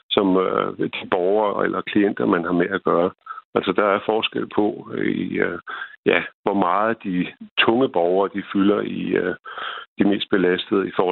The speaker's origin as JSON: {"language": "Danish", "country": "Denmark", "said": "Jeg er selv fra Jylland."}